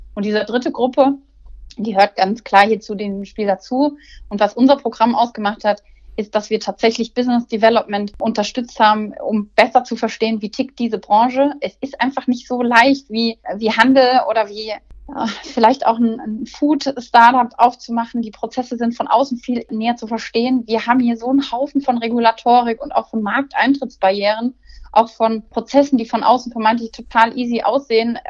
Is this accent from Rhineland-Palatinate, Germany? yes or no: no; Cologne, North Rhine-Westphalia, Germany; also born or lived in Essen; Köln mit der Stadt, mit der ich eng verbunden bin, äh, da geboren an Karneval